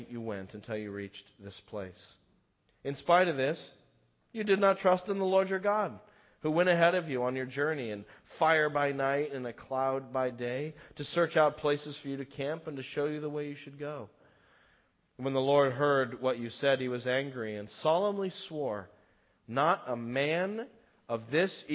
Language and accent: English; United States; as an American, knowing the history